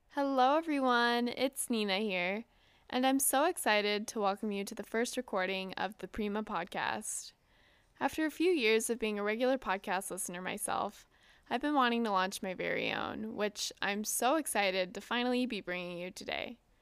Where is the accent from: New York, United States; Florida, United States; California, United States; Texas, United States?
California, United States; Southern; I'm from Southern California